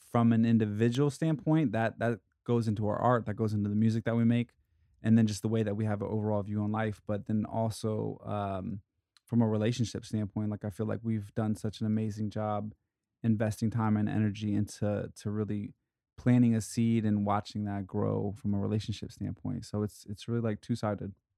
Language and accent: English; Ohio, United States; moved away as an adult; now in Los Angeles, United States; I was raised in Ohio